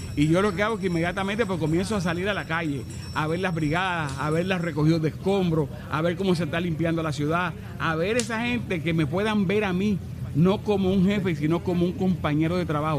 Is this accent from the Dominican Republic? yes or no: yes; Santo Domingo, Distrito Nacional, Dominican Republic; moved away as an adult; now in Puerto Rico; Yo nací en Santo Domingo, República Dominicana